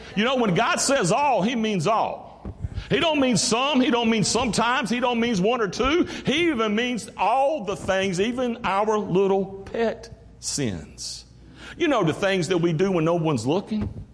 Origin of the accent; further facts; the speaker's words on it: Greenville, North Carolina, United States; also born or lived in Mount Olive, North Carolina; I'm from Greenville, North Carolina, grew up, raised, born around there.